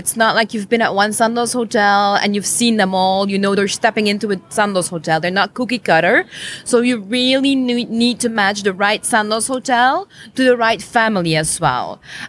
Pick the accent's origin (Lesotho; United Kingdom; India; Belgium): Belgium; Flanders; accent: Flemish; English is a second language; moved away as an adult; also born or lived in Brussels; now in Playa del Carmen, Mexico; Well, I was born and raised in Belgium